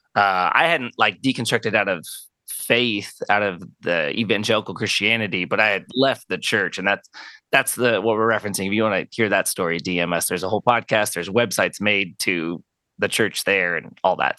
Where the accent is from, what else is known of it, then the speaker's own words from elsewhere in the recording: Arizona, United States; born and raised in Arizona. Been here my whole life